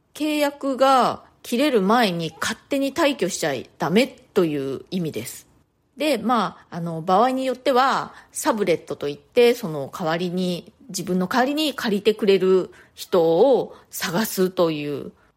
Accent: Japan; first language Japanese; moved away as an adult; now in New York, United States; 日本人として

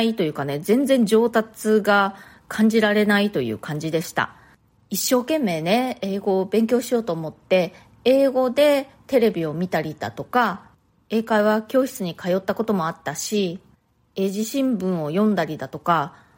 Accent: Japan; first language Japanese; moved away as an adult; now in New York, United States; 日本で生まれ育って、で日本で大学も卒業して、で、その後ね、もうだいぶ大人になってからニューヨークに移住してきました

